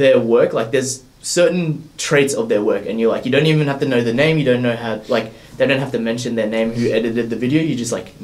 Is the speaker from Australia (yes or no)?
yes; Australia; also born or lived in Philippines; I was born there, stayed there till about 2 years old, came back here, and just pretty much been living here ever since